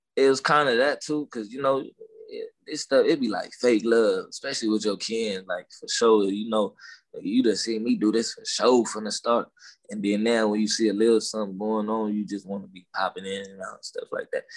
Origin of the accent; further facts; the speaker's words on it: Los Angeles, California, United States; accent: down south slang; I was born in Watts